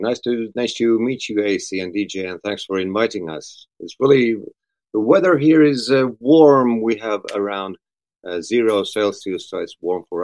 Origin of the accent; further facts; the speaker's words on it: Vienna, Austria; born there; also born or lived in Sweden / Finland; I was born in Austria, in Vienna. It's in Europe.